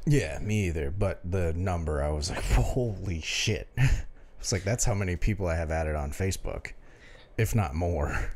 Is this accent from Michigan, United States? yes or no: yes; Detroit, Michigan, United States; we're from Detroit.